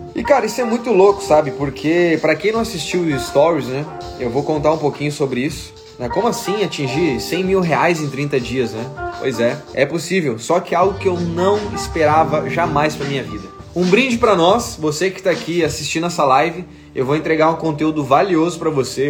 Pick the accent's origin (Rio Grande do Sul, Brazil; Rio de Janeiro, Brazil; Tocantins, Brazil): Rio Grande do Sul, Brazil; Porto Alegre; Eu sou gaúcho de Porto Alegre